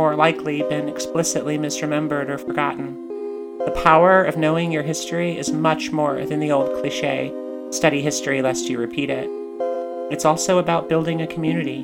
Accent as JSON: {"language": "English", "country": "United States", "tie": "born or raised there", "said": "Growing up in the United States"}